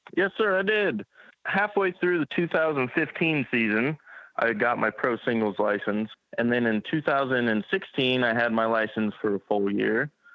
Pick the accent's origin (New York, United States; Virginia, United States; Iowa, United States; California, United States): Iowa, United States; Carlisle; also born or lived in Des Moines, Iowa; I was born in Des Moines, Iowa, and uh, I grew up in Carlisle, Iowa, little small town just outside Des Moines, and uh, still currently live there even.